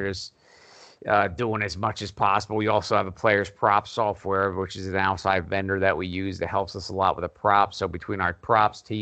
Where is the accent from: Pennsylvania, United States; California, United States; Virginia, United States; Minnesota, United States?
Pennsylvania, United States; suburbs of Philadelphia; moved away as an adult; now in Central America; I grew up in Pennsylvania, suburbs of Philly